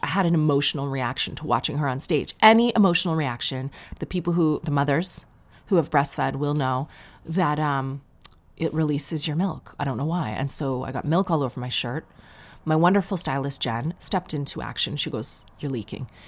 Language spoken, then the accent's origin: English; Sarnia, Ontario, Canada; growing up in Sarnia